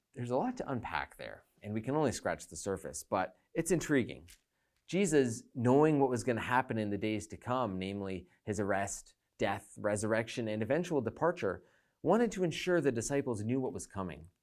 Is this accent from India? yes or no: no; Canada; speaking as a Canadian